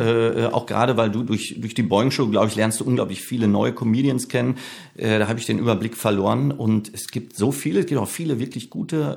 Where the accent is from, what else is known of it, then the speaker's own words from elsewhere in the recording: Bochum, North Rhine-Westphalia, Germany; also born or lived in Herne; ich bin in Bochum aufgewachsen